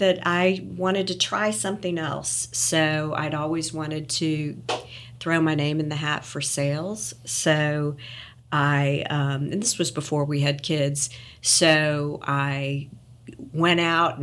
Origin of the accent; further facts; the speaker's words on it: Kansas City, Missouri, United States; moved away as an adult; also born or lived in Champaign, Illinois / Little Rock, Arkansas / Memphis, Tennessee; now in Collierville, United States; I grew up in Kansas City, Missouri, and went to University of Missouri for college